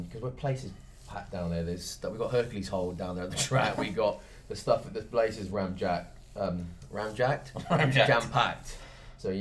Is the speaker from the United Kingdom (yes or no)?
yes; United Kingdom; we are British.